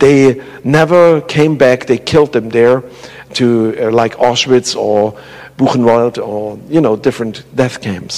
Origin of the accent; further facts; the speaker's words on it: Germany; moved away; I grew up in the Russian part